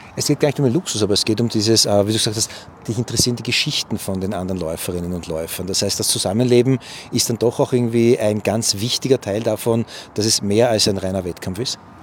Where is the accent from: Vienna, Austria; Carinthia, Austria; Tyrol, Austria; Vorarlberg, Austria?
Vienna, Austria; ich als Wiener weiß, wir Wiener tanzen immer Walzer